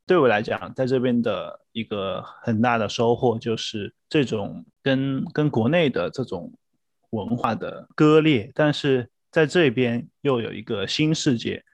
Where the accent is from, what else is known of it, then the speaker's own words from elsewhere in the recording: Wuhan, Hubei, China; moved away as an adult; now in Australia; 我来自世界著名城市武汉